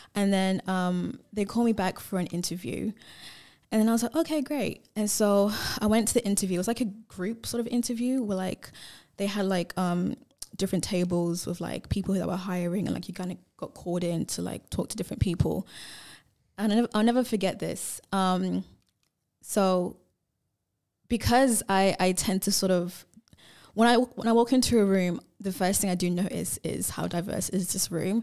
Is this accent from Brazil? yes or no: no; England, United Kingdom; now in Perth, Australia; I grew up in England